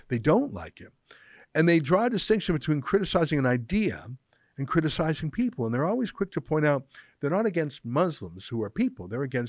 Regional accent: Cuba; now in Canada; I'm originally from Cuba, and many of my fellow Cuban Canadians seem to expect a 180-degree foreign policy change toward the Cuban regime.

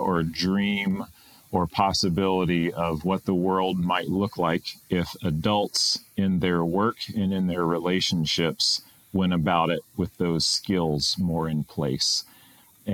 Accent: Greensboro, North Carolina, United States; also born or lived in Japan; now in Pittsburgh, United States; I was born in the South, in North Carolina

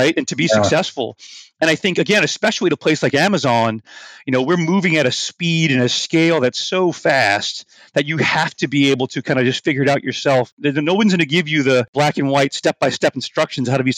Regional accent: New Orleans, Louisiana, United States; moved away as an adult; New Orleans, my hometown

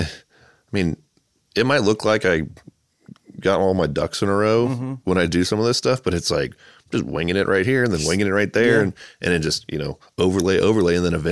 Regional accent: Charlotte, North Carolina, United States; born there; So I was born in Charlotte, North Carolina, which has a badass mural scene.

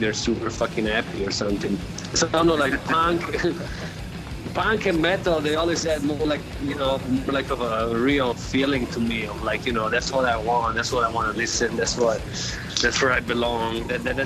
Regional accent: Florence, Tuscany, Italy; moved away; I'm from Florence, Italy

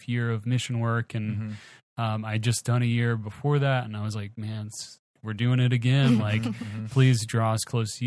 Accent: Baton Rouge, Louisiana, United States; I'm from Baton Rouge

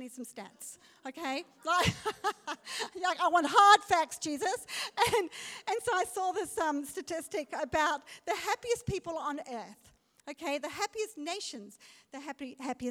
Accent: South Africa; I'm a South African

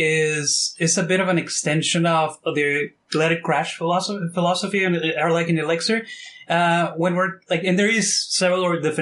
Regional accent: Mexico; now in Toronto, Canada; So I've been in Canada and Toronto for the past 12 years. I'm originally from Mexico, which if you look at my name, it's like the most Mexican name ever, right?

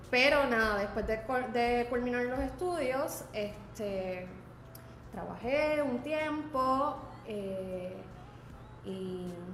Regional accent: Caguas, Puerto Rico; Tuvieron un restaurante en Viejo San Juan y luego en Caguas, porque yo soy original de Caguas. Este, así que yo me crié en un negocio.

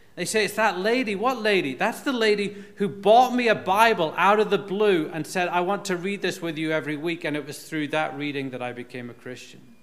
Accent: Northern Ireland, United Kingdom; moved away; When I was growing up in Northern Ireland

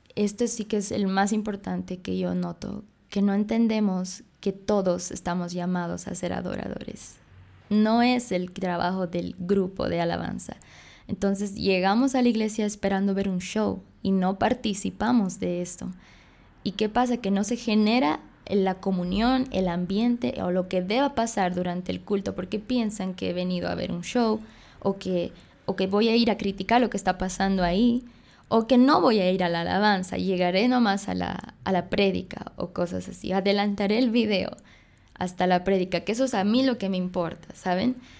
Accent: Bolivia; soy boliviana, nací en Bolivia, pero me digo bolibrasilera porque mi papá es brasilero y mi mamá boliviana

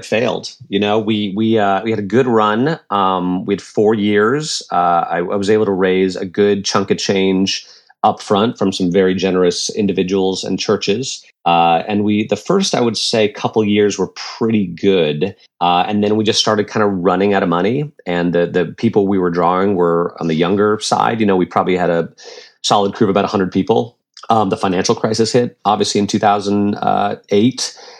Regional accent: Connecticut, United States; also born or lived in Amsterdam, Netherlands; now in Houston, United States; I was baptized Roman Catholic. I was born in Holland in Amsterdam. My dad's Dutch. My mom's American. So I was baptized Catholic. But then from my earliest memories, raised in an Episcopal church, mainly in Connecticut.

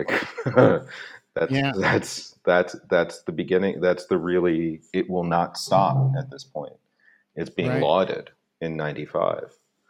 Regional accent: Philadelphia suburbs, Pennsylvania, United States; I grew up in the Philadelphia suburbs

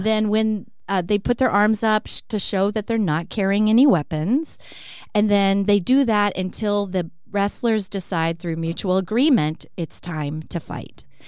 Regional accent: Texas, United States; I grew up in Texas

